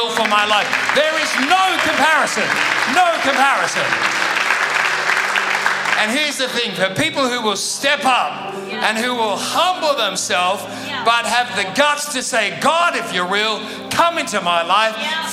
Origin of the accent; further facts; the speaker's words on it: Sydney, New South Wales, Australia; moved away; also born or lived in Perth; I'm from Sydney